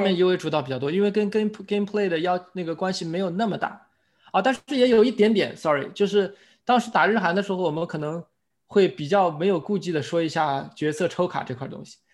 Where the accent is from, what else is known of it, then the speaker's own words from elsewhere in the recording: China; 因为我们是中国人